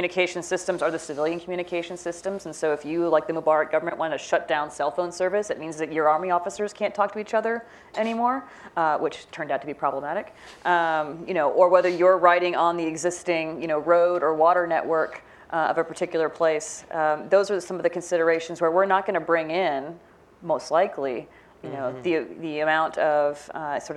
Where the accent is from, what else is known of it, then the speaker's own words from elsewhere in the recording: Midwest, United States; I'm from the Midwest. I grew up in the suburbs.